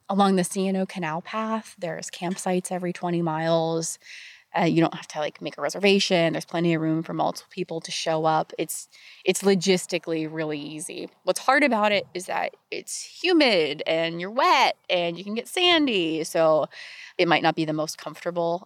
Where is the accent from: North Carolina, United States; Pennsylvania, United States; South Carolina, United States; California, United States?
Pennsylvania, United States; Pittsburgh; I grew up in Pittsburgh, Pennsylvania.